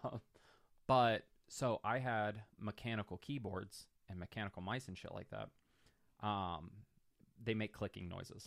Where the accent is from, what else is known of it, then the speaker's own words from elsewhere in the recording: North Pole, Alaska, United States; moved away; I'm originally from North Pole, Alaska. We had a house on the outskirts